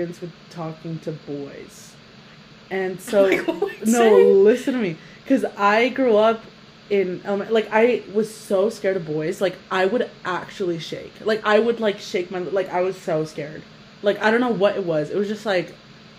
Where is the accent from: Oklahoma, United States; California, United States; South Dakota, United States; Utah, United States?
Utah, United States; It was weird growing up in Utah